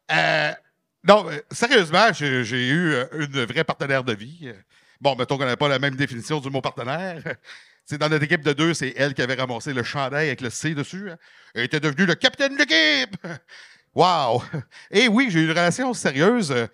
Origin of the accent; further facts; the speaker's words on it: Quebec, Canada; non, non, mais c'est parce que je viens de la Beauce, là.